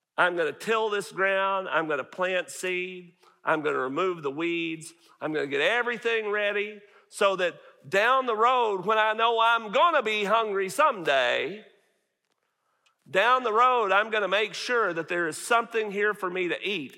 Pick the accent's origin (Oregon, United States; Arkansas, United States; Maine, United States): Arkansas, United States; Northeast; moved away as an adult; now in Farmersville, United States; I grew up in Northeast Arkansas